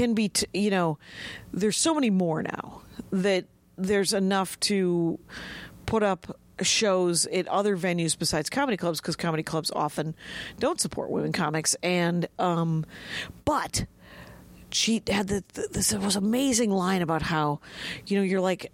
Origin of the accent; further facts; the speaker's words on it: Milwaukee, Wisconsin, United States; I'm from Milwaukee.